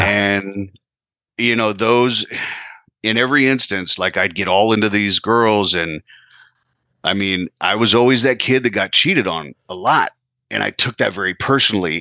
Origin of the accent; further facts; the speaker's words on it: California, United States; moved away as an adult; now in New Jersey, United States; Currently, I am in New Jersey, uh, but I was born and raised out in California.